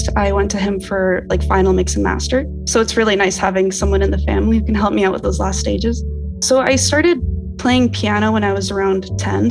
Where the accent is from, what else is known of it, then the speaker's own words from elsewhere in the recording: Kitchener-Waterloo, Ontario, Canada; So I was born and raised in Kitchener-Waterloo area in Canada